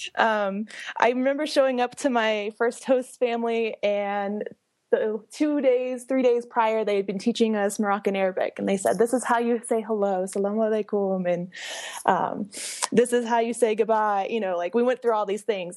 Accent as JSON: {"language": "English", "town": "Hays", "region": "Kansas", "country": "United States", "moved": "yes", "said": "I'm originally from Hayes, Kansas, which is in the middle of Kansas"}